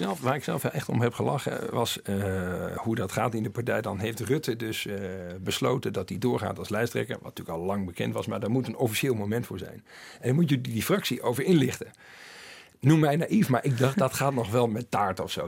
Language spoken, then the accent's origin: Dutch; Twente, Overijssel, Netherlands; in Twente waar ik ben opgegroeid